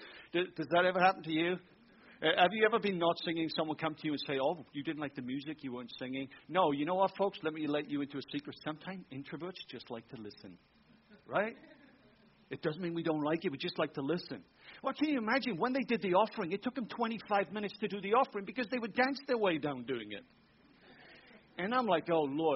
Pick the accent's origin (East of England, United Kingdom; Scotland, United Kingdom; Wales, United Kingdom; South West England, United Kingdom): Wales, United Kingdom; moved away as an adult; also born or lived in Tampa, Florida, United States / Germany; now in Michigan, United States; I'm a Welshman in Wales.